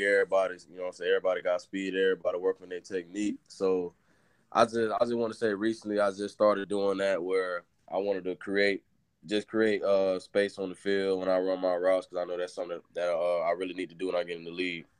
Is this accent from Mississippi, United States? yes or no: no; Orlando, Florida, United States; I'm from Orlando, Florida